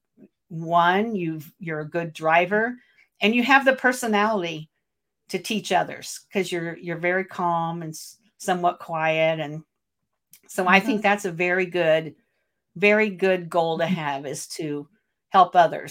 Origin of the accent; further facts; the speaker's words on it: Portage, Michigan, United States; my hometown here in Portage, Michigan